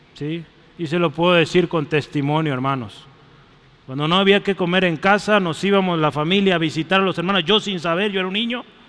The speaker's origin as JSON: {"language": "Spanish", "country": "Mexico", "said": "soy mexicano"}